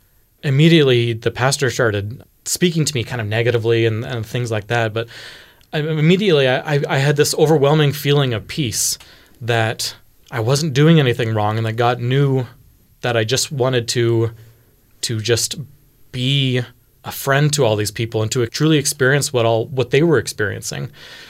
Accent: Houston, Texas, United States; I grew up in Texas, in Houston. And in Houston, there was a variety of Christian faiths that were very, very prevalent.

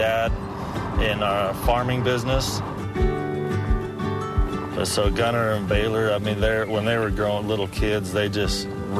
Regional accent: Colonia Juárez, Chihuahua, Mexico; I'm from Colonia Juarez, Mexico, down in the Mormon colonies. I was born down there, raised down there most of my life. After I got married, moved back down there

